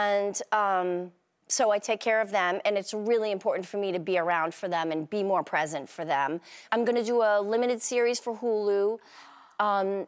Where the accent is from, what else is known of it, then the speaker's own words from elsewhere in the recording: Boston, Massachusetts, United States; I am from Boston